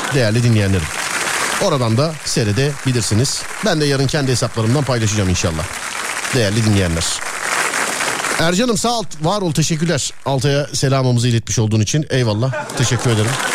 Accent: Denizli, Turkey

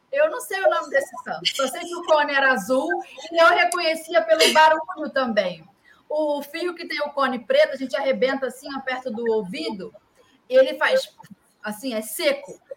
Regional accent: Rio de Janeiro, Brazil; now in Rio Grande do Sul, Brazil; Aqui, eu sou carioca, mas eu estou morando aqui no Rio Grande do Sul já tem uns sete anos. E antes, quando eu estava lá no Rio

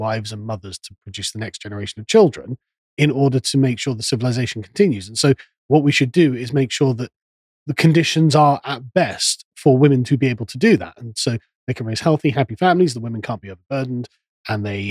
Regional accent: England, United Kingdom; I'm an Englishman

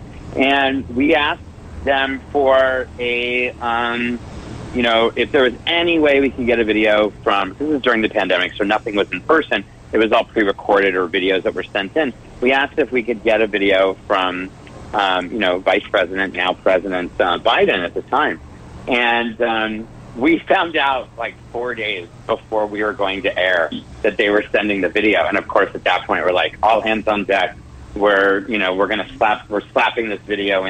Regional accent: Canada; now in Los Angeles, United States; I'm Canadian, born and raised

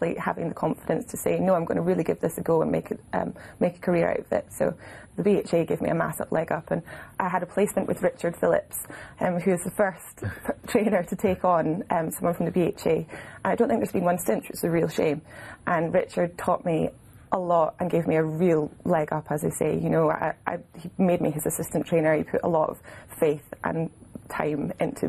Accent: Edinburgh, Scotland, United Kingdom; also born or lived in Glasgow; I'm an Edinburgh girl. Edinburgh, yeah. So literally went all through school.

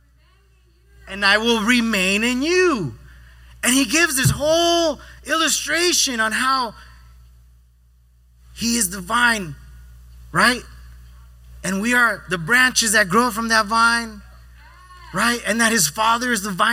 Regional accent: Yuma, Arizona, United States; moved away; Growing up in Arizona, out there for fun, at least in Yuma

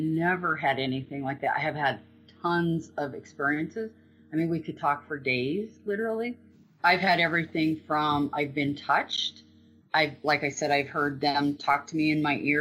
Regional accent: Green River, Wyoming, United States; I grew up in Green River, lifelong kid.

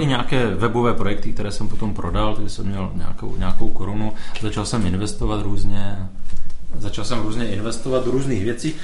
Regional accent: Beskydy mountains, Moravia, Czechia; also born or lived in Ostrava; Já jsem se vzal v Beskydech v horách. Mm-hmm. Jsem z Moravy

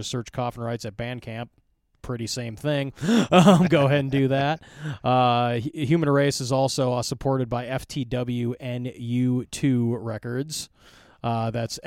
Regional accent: La Crosse, Wisconsin, United States; my hometown

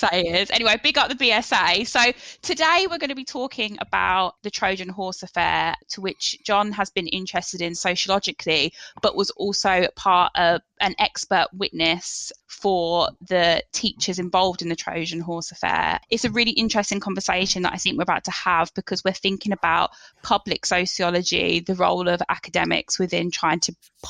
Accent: West Midlands, United Kingdom; growing up in the West Midlands

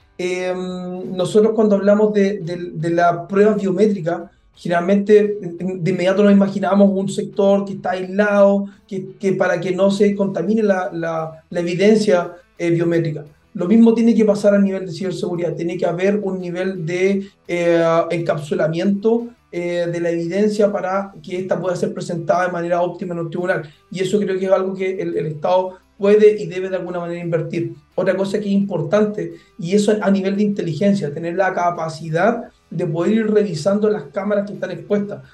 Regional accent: Chile; en Chile nosotros

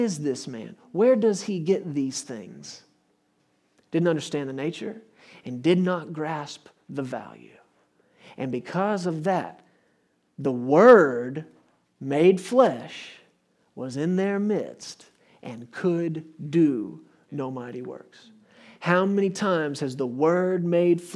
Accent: Texas, United States; I come from Texas. We drive good trucks in Texas.

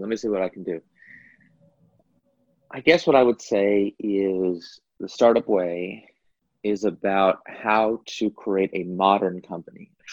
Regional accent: California, United States; So I grew up here in California.

